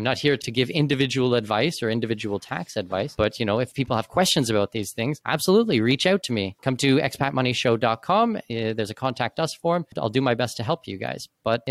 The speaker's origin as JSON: {"language": "English", "country": "Canada", "said": "But I'm a Canadian citizen. I don't hold a U.S. passport, thank goodness."}